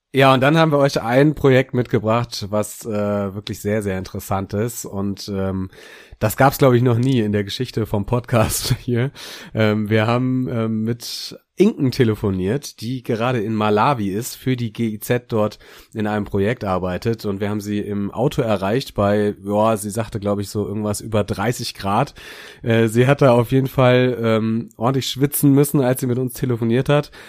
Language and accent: German; Germany; hier bei uns in Deutschland